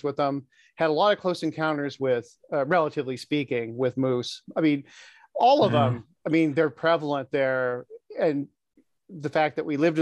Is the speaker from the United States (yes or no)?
yes; Alaska, United States; moved away as an adult; being born and raised in Alaska, living there for the first 25 years of my life